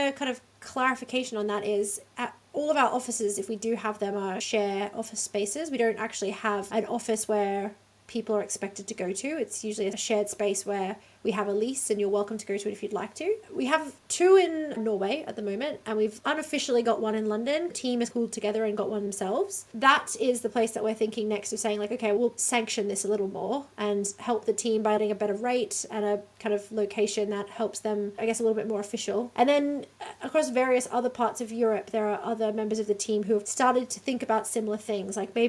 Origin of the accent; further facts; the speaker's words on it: Australia; accent: Australian; now in Amsterdam, Netherlands; I'm Australian, you can probably tell from my accent, although I actually find Americans lately really get confused about whether or not I'm British.